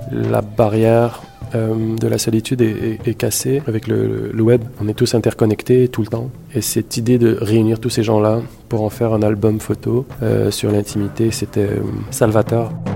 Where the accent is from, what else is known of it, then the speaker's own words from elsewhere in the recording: Montreal, Quebec, Canada; also born or lived in Marrakesh, Morocco; Je suis né à Marrakech, au Maroc, porte du désert, superbe ville, Marrakech. Euh, je suis arrivé ici à Montréal quand j'avais 5-6 ans, directement à Saint-Léonard, dans l'est de la ville